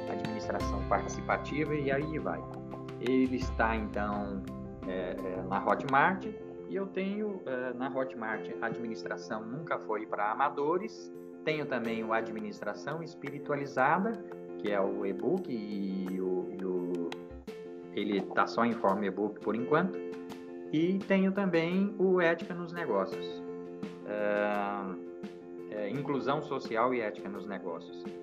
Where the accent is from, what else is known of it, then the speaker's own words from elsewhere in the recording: Jataí, Goiás, Brazil; also born or lived in São Paulo / Curitiba / Brasília / Belo Horizonte; E eu que saí lá de Jataí, Goiás, estou aqui. Já fui morando, já morei em São Paulo, já morei em Curitiba, já morei em Brasília, já morei em Belo Horizonte.